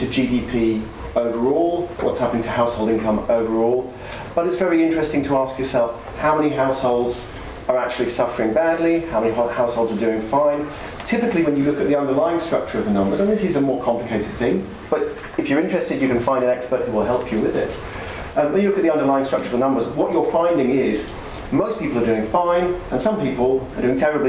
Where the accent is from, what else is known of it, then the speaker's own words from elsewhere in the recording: United Kingdom; I'm a British economist.